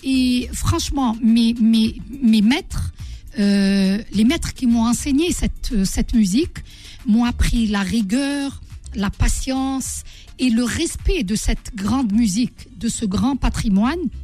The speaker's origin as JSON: {"language": "French", "country": "Algeria", "said": "Je suis algérienne"}